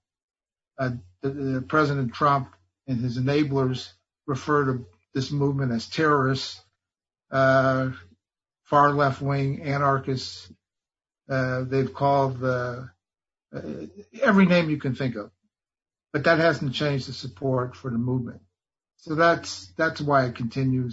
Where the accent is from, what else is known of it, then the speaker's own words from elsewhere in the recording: California, United States; I'm from Northern California outside San Francisco